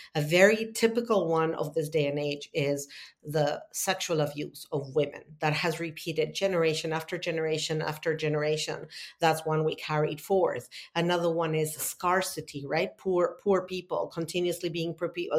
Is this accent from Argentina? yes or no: yes; Argentina; moved away as an adult; also born or lived in Italy; now in United States; I'm born and raised in Argentina.